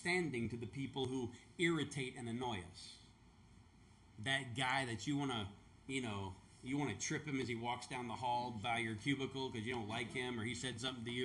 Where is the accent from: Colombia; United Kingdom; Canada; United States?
United States; the South; moved away; I was born and raised in the South where they talk about Southern hospitality